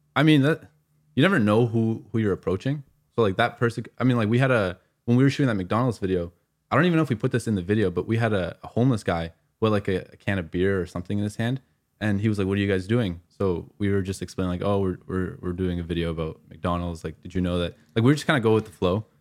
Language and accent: English; Afghanistan; I'm from Afghanistan